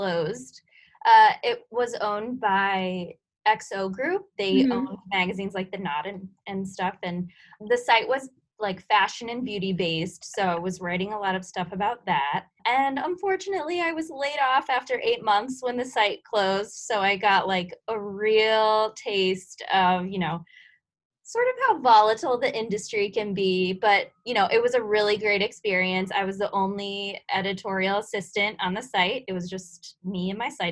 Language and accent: English; Iowa, United States; moved away as an adult; I am originally from Iowa